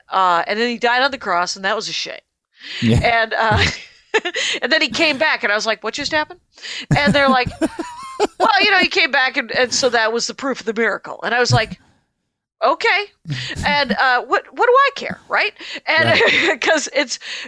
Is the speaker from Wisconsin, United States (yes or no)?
yes; Wisconsin, United States; And I was raised in the Armenian church, which is blessedly entirely in Armenian, which means I could believe whatever I want.